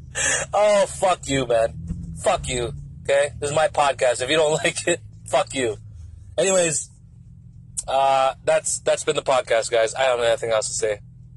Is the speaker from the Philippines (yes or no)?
yes; Philippines; I'm from Philippines. Philippines